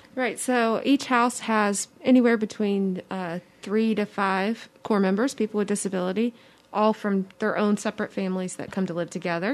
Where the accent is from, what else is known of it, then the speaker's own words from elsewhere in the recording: Mobile, Alabama, United States; I was born and raised in Mobile